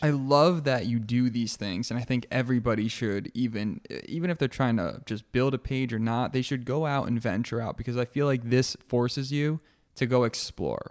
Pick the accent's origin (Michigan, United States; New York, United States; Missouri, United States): New York, United States; also born or lived in California; now in Miami, United States; I grew up in the Northeast. I grew up in New York.